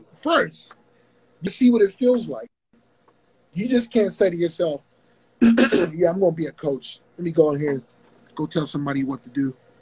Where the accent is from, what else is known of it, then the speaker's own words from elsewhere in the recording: Pittsburgh, Pennsylvania, United States; I'm originally from Pittsburgh